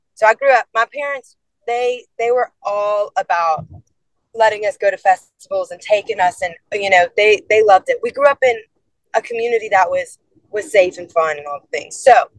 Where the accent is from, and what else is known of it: Lafayette, Louisiana, United States; born or raised there; also born or lived in Lake Charles, Louisiana / Baton Rouge, Louisiana